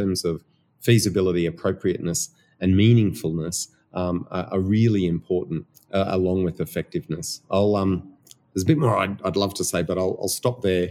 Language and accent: English; Australia; accent: Australian; my Australian accent